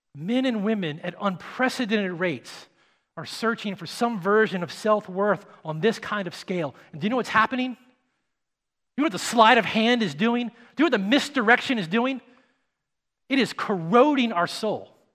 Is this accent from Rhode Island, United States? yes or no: no; Nashville, Tennessee, United States; I'm from Nashville